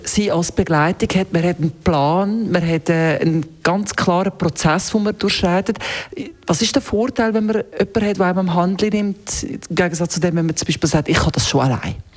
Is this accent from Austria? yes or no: no; Zurich, Switzerland; als Zürcher